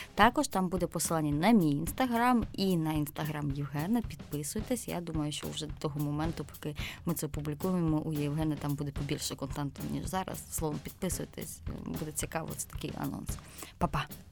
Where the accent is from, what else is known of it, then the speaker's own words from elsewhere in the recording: Zaporizhzhia, Zaporizhzhia Oblast, Ukraine; я з Запоріжжя, у нас Запорізька область